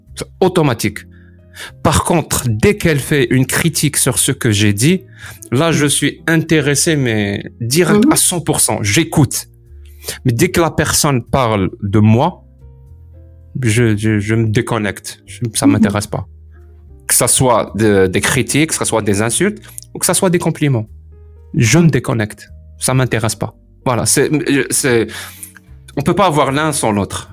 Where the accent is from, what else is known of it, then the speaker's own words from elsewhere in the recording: Algeria; moved away as an adult; quitter l'Algérie